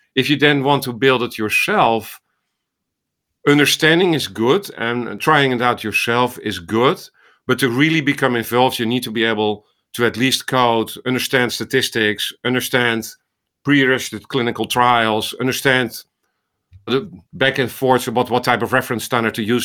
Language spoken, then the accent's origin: English; Netherlands; accent: Dutch; moved away as an adult; also born or lived in Amsterdam, Netherlands; now in Iowa, United States; this was in the Netherlands, as you hear from my accent in Amsterdam, came to, uh, to Iowa in two thousand three